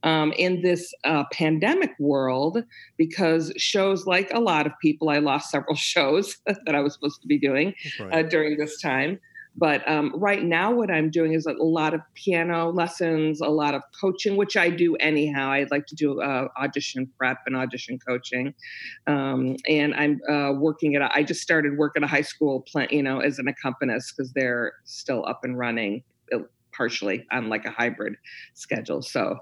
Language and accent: English; Chicago, Illinois, United States; also born or lived in North Carolina; I'm from Chicago. I was in North Carolina for a few years at Elon University, music directing in their music theater program, but I'm back in Chicago now, moved back home.